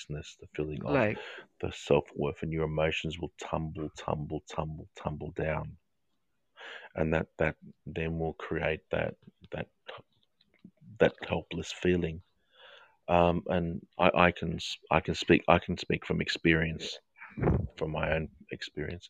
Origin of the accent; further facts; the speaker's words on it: England, United Kingdom; I'm English. I follow the English cricket team.